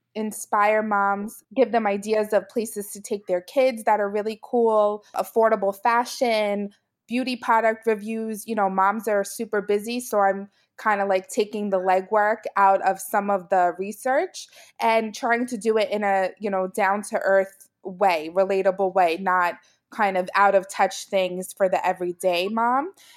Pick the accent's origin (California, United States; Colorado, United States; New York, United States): New York, United States; New York City; also born or lived in central New Jersey; now in New Jersey, United States; I'm from Brooklyn, New York originally, and now I live in central New Jersey